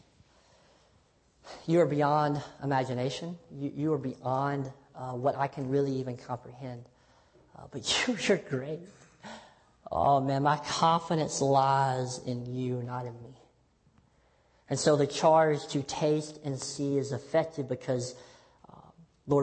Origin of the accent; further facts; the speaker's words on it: Tennessee, United States; I'm from Tennessee